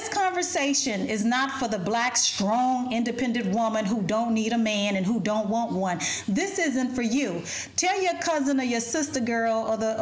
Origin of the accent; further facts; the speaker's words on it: United States; also born or lived in Ethiopia; I'm black American and I'm Ethiopian.